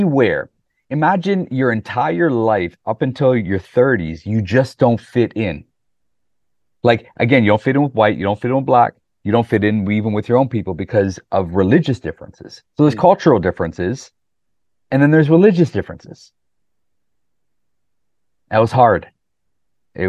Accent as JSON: {"language": "English", "country": "Canada", "tie": "born or raised there", "also_born_or_lived": "Pakistan", "said": "growing up in the 80s in Canada"}